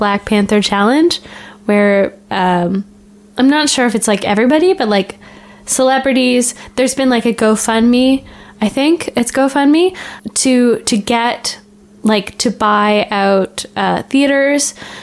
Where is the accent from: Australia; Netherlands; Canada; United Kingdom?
Canada; as a Canadian